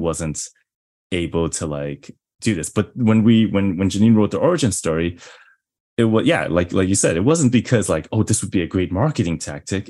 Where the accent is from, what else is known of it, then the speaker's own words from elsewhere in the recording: New York, United States; I'm from New York.